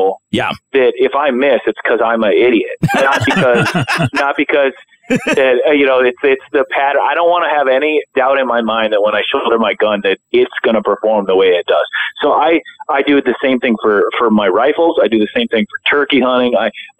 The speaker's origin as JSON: {"language": "English", "town": "Anoka", "region": "Minnesota", "country": "United States", "tie": "born or raised there", "said": "Federal's in Anoka, Minnesota, which is my hometown"}